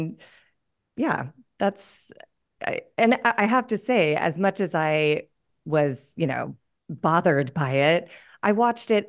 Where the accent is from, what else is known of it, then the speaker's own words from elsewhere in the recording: Pasadena, California, United States; moved away; also born or lived in New York; I grew up in Pasadena, California, but in the 80s